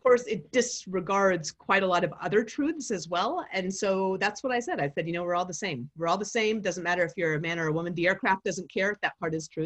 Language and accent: English; Anchorage, Alaska, United States; I grew up in Anchorage, Alaska